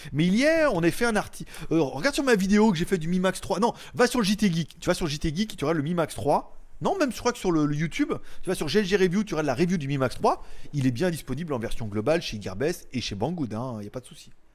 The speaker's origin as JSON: {"language": "French", "country": "France", "said": "je suis français"}